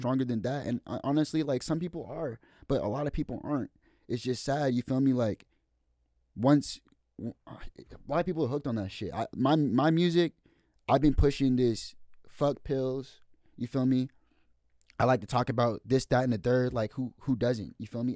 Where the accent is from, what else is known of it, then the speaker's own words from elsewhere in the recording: Marysville, Washington, United States; I'm from Ville